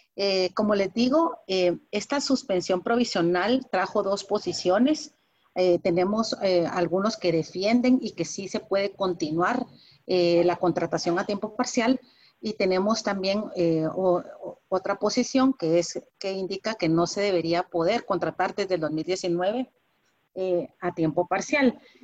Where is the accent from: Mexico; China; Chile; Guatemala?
Guatemala; también tenemos en, en Guatemala